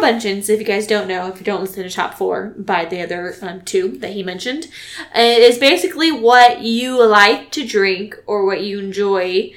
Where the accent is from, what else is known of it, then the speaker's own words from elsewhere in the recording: California, United States; moved away; also born or lived in Texas; I'm from California